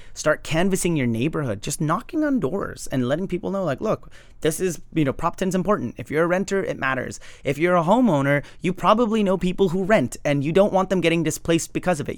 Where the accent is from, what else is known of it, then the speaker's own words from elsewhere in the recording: Los Angeles, California, United States; I grew up in Highland Park, which is massively gentrified.